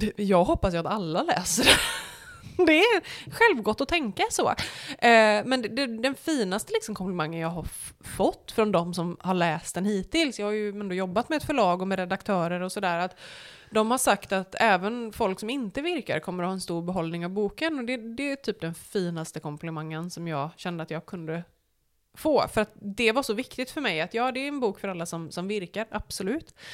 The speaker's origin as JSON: {"language": "Swedish", "town": "Borås", "region": "Västra Götaland", "country": "Sweden", "also_born_or_lived": "United States", "moved": "yes", "lives_now": "Varberg, Sweden", "said": "jag är ju från Borås"}